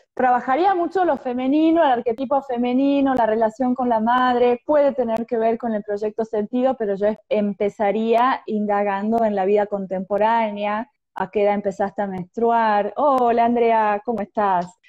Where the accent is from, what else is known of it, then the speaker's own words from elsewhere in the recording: Argentina; also born or lived in Tucumán; de Argentina